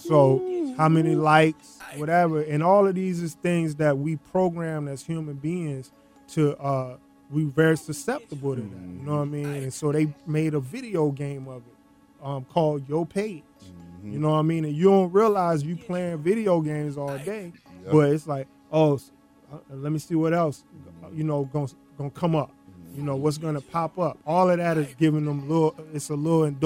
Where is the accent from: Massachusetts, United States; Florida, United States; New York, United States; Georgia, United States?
Florida, United States; Tallahassee; moved away; also born or lived in Brooklyn; I grew up in Tallahassee, Florida